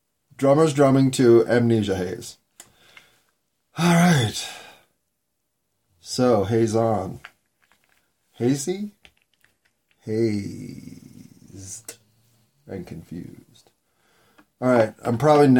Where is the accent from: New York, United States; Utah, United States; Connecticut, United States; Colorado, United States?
Colorado, United States; Denver; I was born in Denver